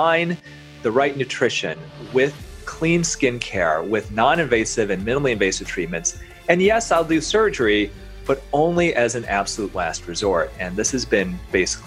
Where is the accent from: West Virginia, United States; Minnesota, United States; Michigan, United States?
Michigan, United States; Grand Rapids; now in Detroit, United States; I'm originally from around Grand Rapids